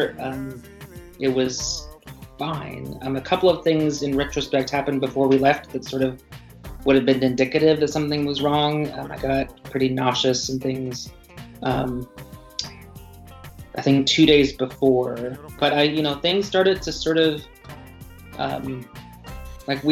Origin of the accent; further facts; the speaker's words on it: Pacific Northwest, United States; I grew up in the Northwest.